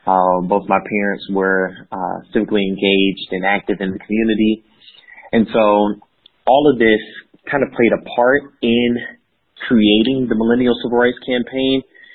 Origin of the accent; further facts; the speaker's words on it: Georgia, United States; And so my background is I grew up in the state of Georgia and the Southern Bible Belt. My family was military, so we moved around quite a bit for the early portions of life